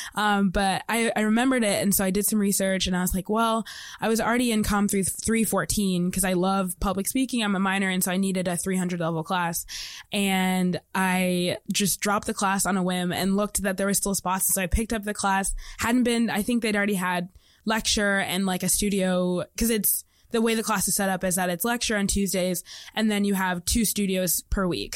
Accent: Indianapolis, Indiana, United States; I'm from Indianapolis, Indiana.

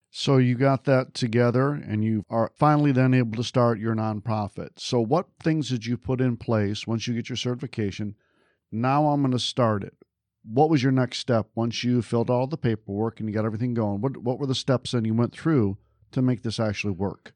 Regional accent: just outside of Detroit, Michigan, United States; I grew up just outside of Detroit

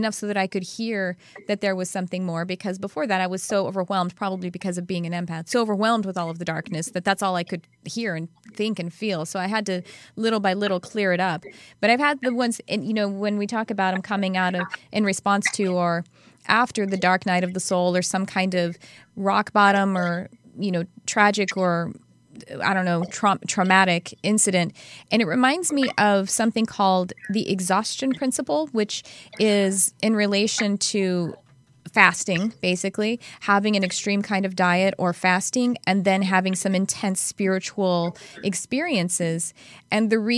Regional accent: the South, United States; accent: Southern; we use it a lot in the South. And then my Southern accent comes out

